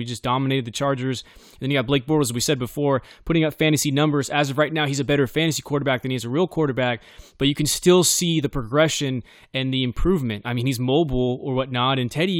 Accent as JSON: {"language": "English", "town": "Bakersfield", "region": "California", "country": "United States", "tie": "born or raised there", "said": "Derek Carr happens to be from my hometown, from Bakersfield, California."}